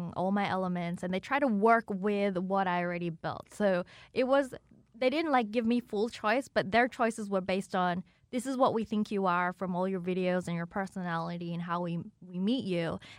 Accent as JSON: {"language": "English", "town": "Sydney", "region": "New South Wales", "country": "Australia", "tie": "born or raised there", "also_born_or_lived": "China / Melbourne", "moved": "as an adult", "lives_now": "Los Angeles, United States", "said": "I grew up in Sydney."}